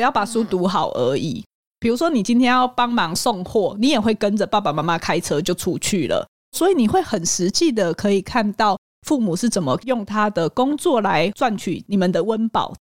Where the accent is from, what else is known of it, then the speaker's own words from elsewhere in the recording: Hualien County, Taiwan; 我在花莲长大，我觉得我们那个时候的孩子很多是跟着父母工作的